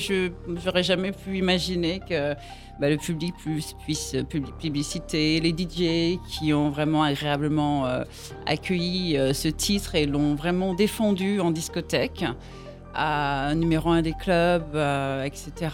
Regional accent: Antilles, Guadeloupe; chez moi, aux Antilles, en Guadeloupe

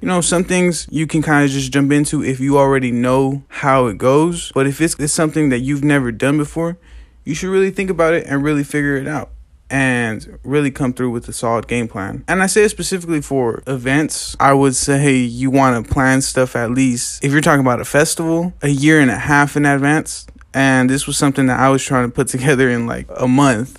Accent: Lamont, California, United States; Growing up in Lamont is a really funny thing

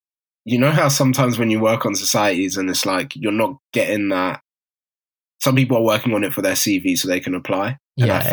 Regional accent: Harrow, London, United Kingdom; I'm from Harrow too

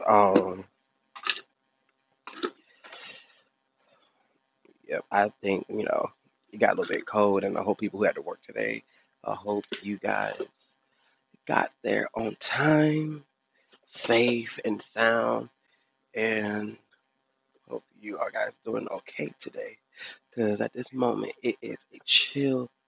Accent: Detroit, Michigan, United States; now in Hoover, United States; my home state, Detroit, Michigan

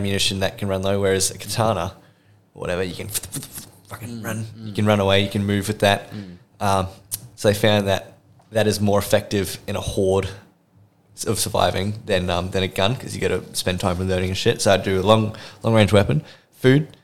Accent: Australia; we are an Australian defense force

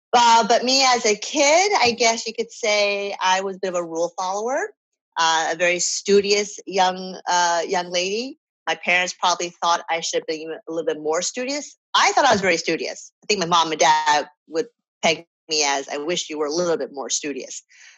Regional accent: New York City, New York, United States; So the short answer is I'm from New York because that's where I go home to visit my family.

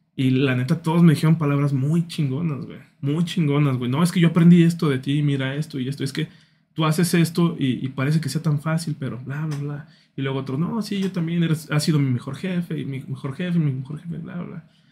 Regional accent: San Luis Potosí, Mexico; somos potosinos, somos mexicanos

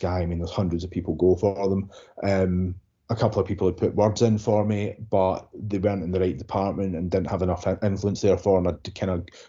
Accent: Glasgow, Scotland, United Kingdom; I'm from Kirkcartan, the south side of Glasgow

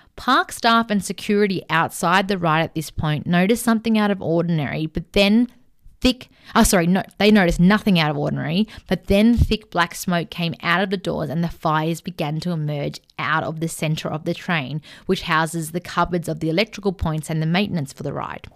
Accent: Melbourne, Victoria, Australia; we're from Melbourne

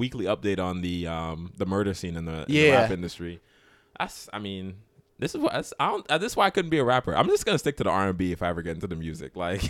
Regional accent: Maryland, United States; I was from Maryland.

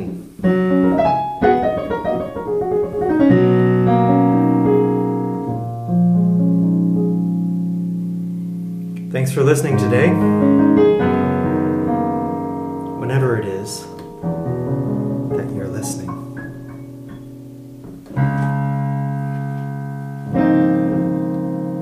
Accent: United States; being an American

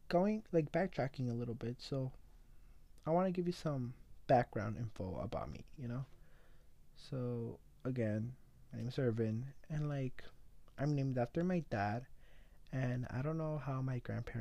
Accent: Los Angeles, California, United States; I am 16 years old and I am from East

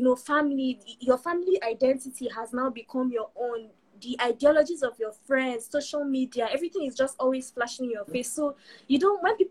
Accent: Nigeria; moved away as an adult; also born or lived in United Kingdom; last year was the first time I moved away from Nigeria. I was in the UK all by myself for a whole year

